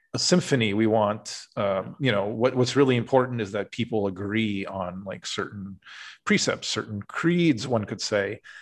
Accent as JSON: {"language": "English", "town": "Urbandale", "region": "Iowa", "country": "United States", "tie": "born or raised there", "moved": "yes", "said": "I grew up in Iowa"}